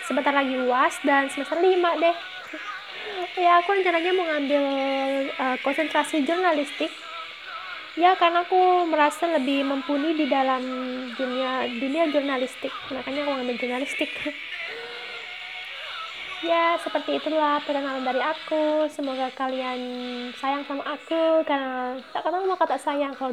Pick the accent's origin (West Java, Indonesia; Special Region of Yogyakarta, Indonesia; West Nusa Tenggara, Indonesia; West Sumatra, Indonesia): West Nusa Tenggara, Indonesia; aku ini uh, asalnya dari Pulau Lombok Nusa Tenggara Barat. Nah, aku uh, aslinya suku Sasak guys